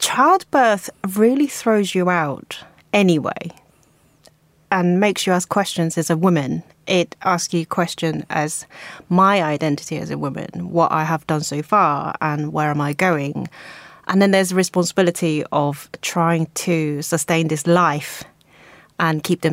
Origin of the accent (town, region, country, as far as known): South Korea; moved away as an adult; now in United Kingdom